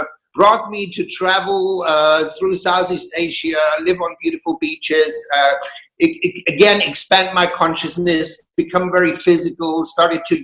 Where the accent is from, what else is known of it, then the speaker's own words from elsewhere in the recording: Germany; moved away as an adult; also born or lived in Berlin, Germany; now in Glastonbury, United Kingdom; I was born in Germany in a very small town, very conservative circumstances. At the age of 19, I decided to break free.